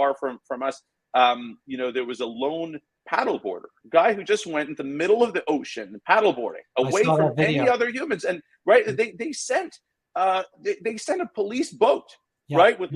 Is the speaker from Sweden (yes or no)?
no; Iran; now in United States; when I was born in Iran, it was pre-revolution. You know, when I was a kid, the revolution occurred